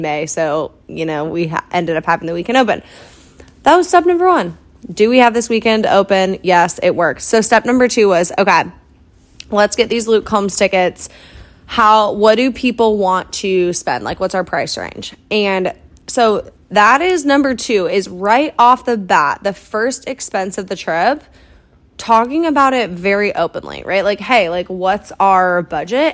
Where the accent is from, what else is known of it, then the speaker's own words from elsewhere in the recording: Iowa, United States; moved away; also born or lived in Kansas City; my hometown back in Iowa